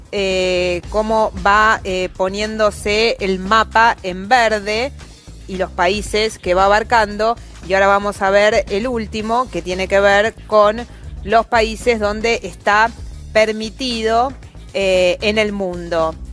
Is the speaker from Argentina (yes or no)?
yes; Argentina